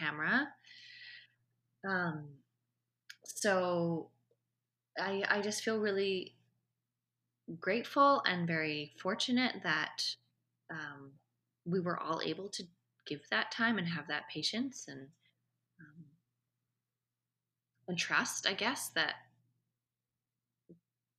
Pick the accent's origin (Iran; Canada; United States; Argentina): Canada; Vancouver, British Columbia; Vancouver International Film Festival, which is my hometown, where this all happened